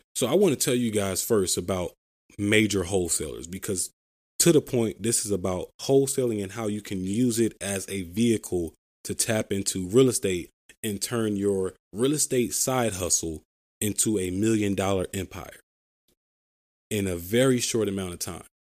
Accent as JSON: {"language": "English", "town": "Philadelphia", "region": "Pennsylvania", "country": "United States", "said": "I'm from Philadelphia, Pennsylvania, the city of brotherly love"}